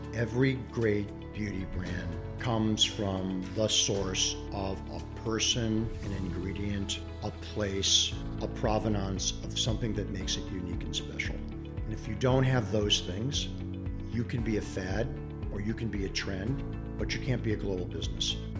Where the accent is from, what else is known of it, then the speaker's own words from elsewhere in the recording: Cleveland, Ohio, United States; born and raised in Cleveland, Ohio